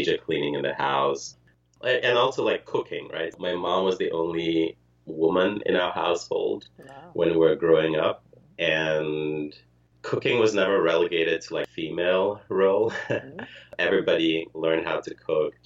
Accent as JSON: {"language": "English", "country": "Ghana", "tie": "born or raised there", "also_born_or_lived": "Ukraine", "moved": "as an adult", "lives_now": "United States", "said": "I was born in the Soviet Union, in Ukraine, moved to Ghana, grew up and was raised in Ghana, and then moved to the U.S. for college."}